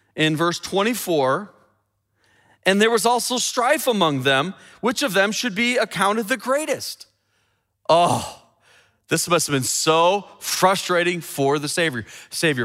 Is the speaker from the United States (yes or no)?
yes; Chicago, Illinois, United States; my hometown of Chicago